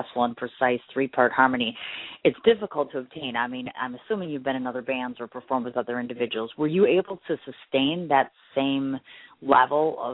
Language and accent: English; Midwest, United States; me being a Midwesterner